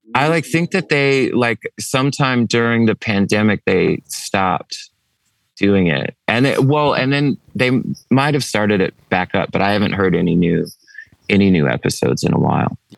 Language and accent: English; East Coast, United States; we're from the East Coast